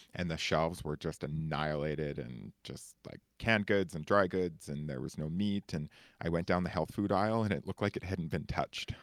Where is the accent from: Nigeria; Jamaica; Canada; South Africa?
Canada; token Canadian